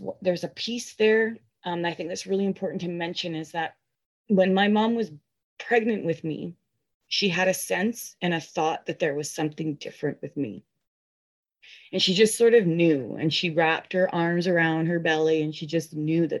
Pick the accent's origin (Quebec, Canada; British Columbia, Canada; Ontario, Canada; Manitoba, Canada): British Columbia, Canada; Chilliwack; I was born here in Chilliwack